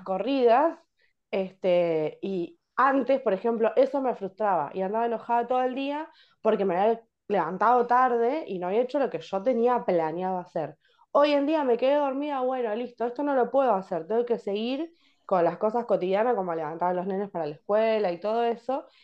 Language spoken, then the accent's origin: Spanish; Berisso, Buenos Aires Province, Argentina; yo soy de Berizo